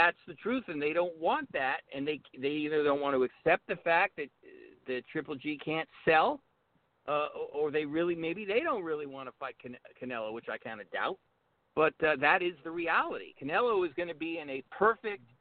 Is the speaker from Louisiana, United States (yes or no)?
no; Southern California, United States; I was born in Southern California